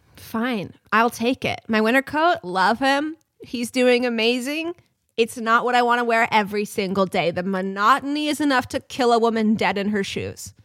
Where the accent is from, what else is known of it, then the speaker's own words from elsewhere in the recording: San Juan Islands area, Washington, United States; moved away; Skagit Valley is the area you drive through to get to the ferry landing in Anacortes to come to my hometown